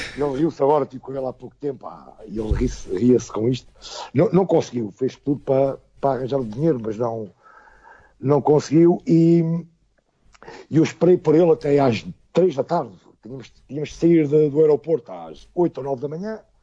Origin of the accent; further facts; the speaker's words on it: Portugal; eu sou português